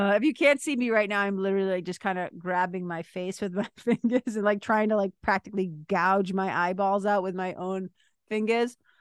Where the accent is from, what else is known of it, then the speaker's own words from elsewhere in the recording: Lawrence, Massachusetts, United States; I remember being a kid growing up in Lawrence, Mass.